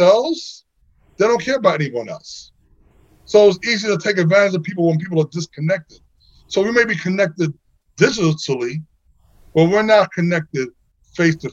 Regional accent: New York City, New York, United States; I grew up in Flatbush, New York, Flatbush, Brooklyn

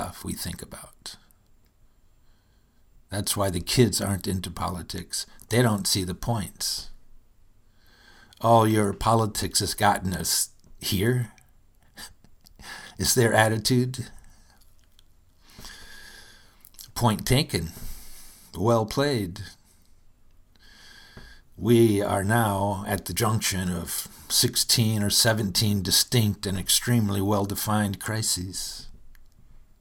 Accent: Michigan, United States; I'm from Michigan, where winters are arduous affairs

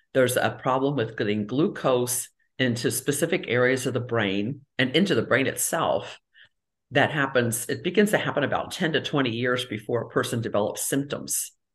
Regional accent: Cincinnati, Ohio, United States; moved away as an adult; also born or lived in Tampa Bay area, Florida; I grew up in Cincinnati and did a lot of my training in Cincinnati, Ohio

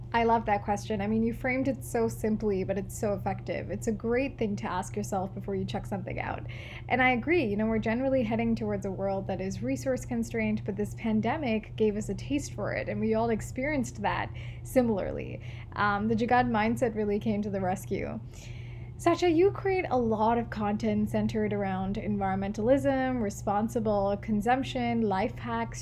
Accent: Malayali, Kerala, India; We're both Malayali

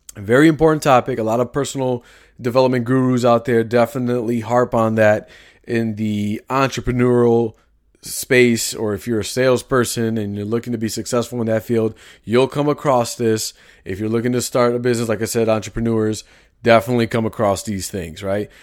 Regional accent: Chicago, Illinois, United States; I grew up in Chicago. I have lingo.

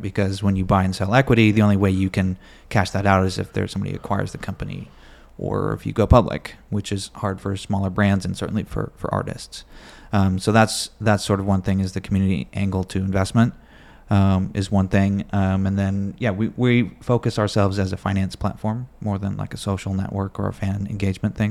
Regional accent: Bay Area, California, United States; born and raised in the Bay Area, California

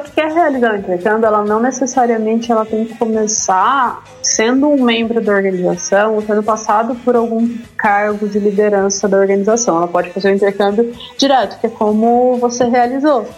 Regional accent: Ribeirão Preto, São Paulo, Brazil; Ribeirão, de onde eu sou, no interior de São Paulo

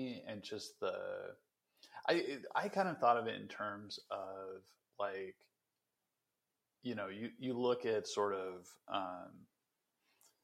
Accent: Western Nebraska, United States; I grew up in Western Nebraska, and this is like one of the poorest counties in America

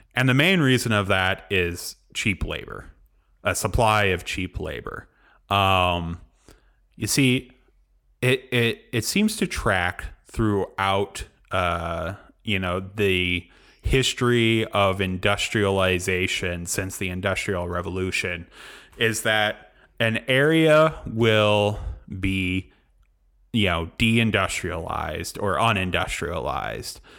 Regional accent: Galesburg, Illinois, United States; I moved back to my hometown, Galesburg, Illinois

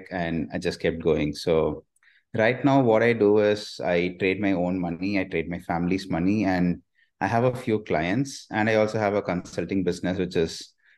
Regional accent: India; I'm an Indian

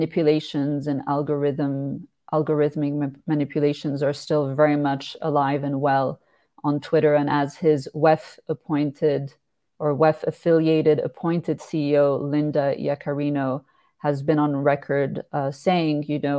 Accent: Switzerland; my home country of Switzerland, because as you mentioned, I am based here. I was born and raised here

